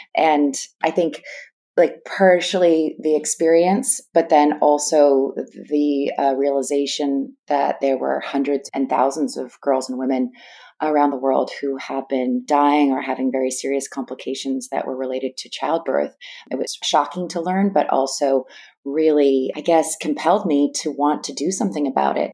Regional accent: East Bay Area, Northern California, United States; I grew up in Northern California. I'm from the East Bay Area

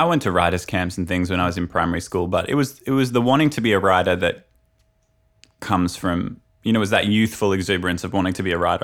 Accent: Brisbane, Queensland, Australia; I come from Brisbane, which is the capital of Queensland

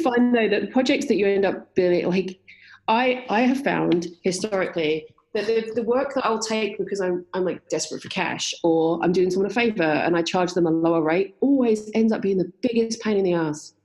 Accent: London and the West Country of England, United Kingdom; moved away as an adult; also born or lived in West Country; now in Canada; I grew up in London and in the West Country of England. Um, but I've been living in Canada for 22 years now

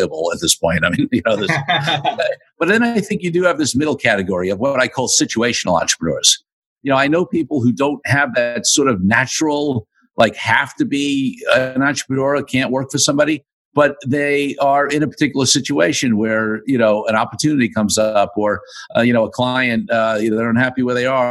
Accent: New York City, New York, United States; I grew up in Brooklyn, New York, in the United States.

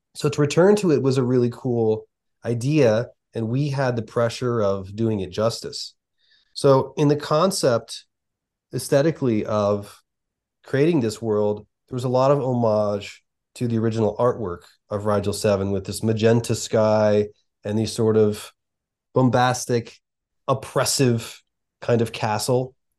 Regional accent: outside of Philadelphia, Pennsylvania, United States; we grew up outside of Philadelphia in a very similar region, in a very similar way

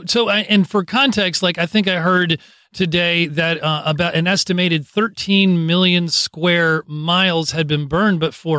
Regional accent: California, United States; I grew up in California.

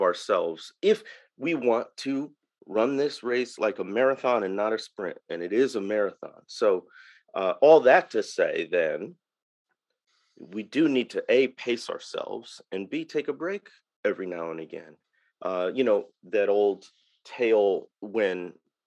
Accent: Waukegan, Illinois, United States; born or raised there; moved away as an adult; now in Mississippi Delta, United States

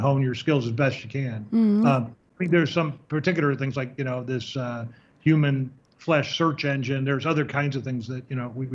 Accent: Chicago, Illinois, United States; I'm from Chicago

